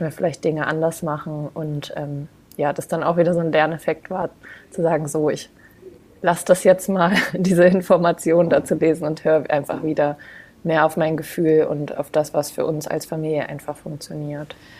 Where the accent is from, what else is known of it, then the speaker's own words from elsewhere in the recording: Braunschweig, Lower Saxony, Germany; moved away as an adult; now in Denmark; Ich komme ursprünglich aus Braunschweig, also aus dem hm. Raum Hannover.